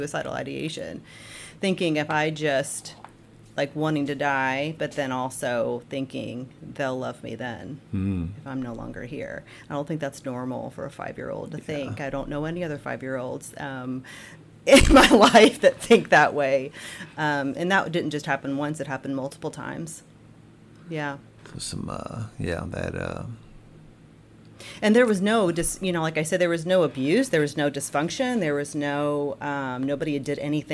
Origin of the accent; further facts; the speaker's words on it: Jasper, Indiana, United States; moved away as an adult; also born or lived in Terre Haute, Indiana / Evansville, Indiana / Jeffersonville, Indiana; now in Clarksville, United States; I grew up in Jasper, Indiana, so DuBois County. I lived there all my life